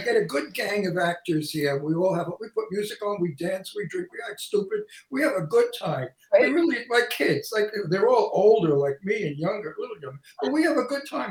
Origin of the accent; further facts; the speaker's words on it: New York City, New York, United States; accent: antique Brooklyn; my antique Brooklyn accent